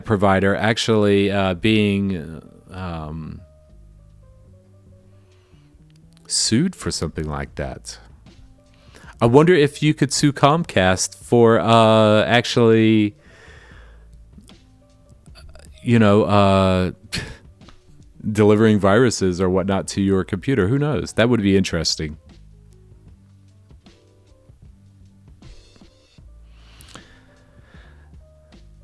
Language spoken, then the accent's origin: English; the South, United States; I'm from the South